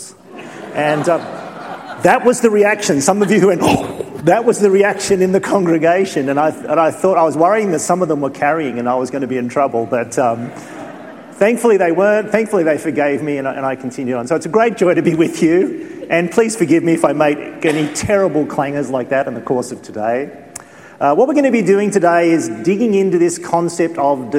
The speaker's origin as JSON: {"language": "English", "country": "Australia", "said": "sometimes being an Australian"}